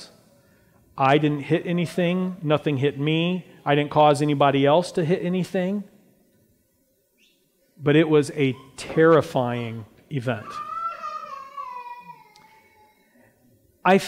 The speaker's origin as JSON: {"language": "English", "country": "Brazil", "tie": "born or raised there", "moved": "as an adult", "lives_now": "United States", "said": "I grew up in Brazil"}